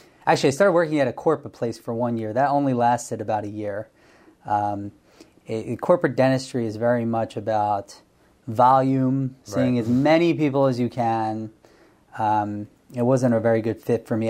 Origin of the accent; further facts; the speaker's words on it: Bensalem, Pennsylvania, United States; also born or lived in State College, Pennsylvania; I grew up in Ben Salem, which is outside of Northeast Philadelphia